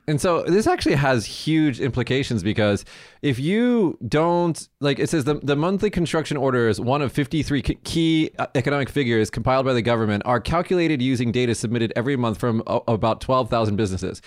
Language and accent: English; Las Vegas, Nevada, United States; moved away; I'm from Vegas